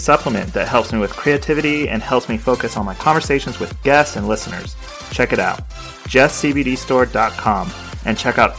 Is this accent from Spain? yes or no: yes; Spain; I didn't grow up in the United States. I grew up in Spain, actually.